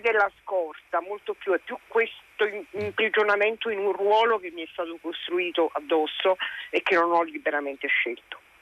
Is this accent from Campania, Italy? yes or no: yes; province of Caserta, Campania, Italy; Lavorando in campagna, sul mio territorio, in provincia di Caserta